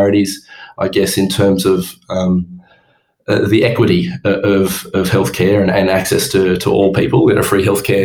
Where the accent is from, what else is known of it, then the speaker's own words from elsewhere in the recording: Orange, New South Wales, Australia; moved away as an adult; also born or lived in Townsville / Perth; I grew up in Orange